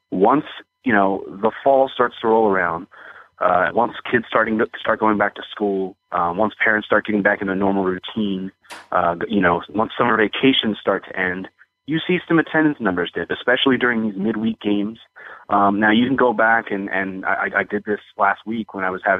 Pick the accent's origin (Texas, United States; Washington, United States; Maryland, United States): Maryland, United States; Bel Air; only because I grew up uh, you know, in Maryland. I grew up in the Baltimore area, right up there in Bel Air, and spent